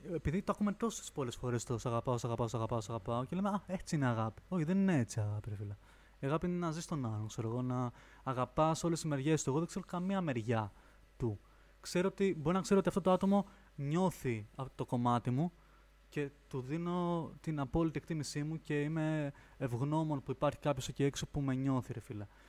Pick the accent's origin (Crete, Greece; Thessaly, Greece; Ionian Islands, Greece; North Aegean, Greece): North Aegean, Greece; Lemnos; moved away as an adult; also born or lived in Florina; now in Athens, Greece; μεγάλωσα Λίμνο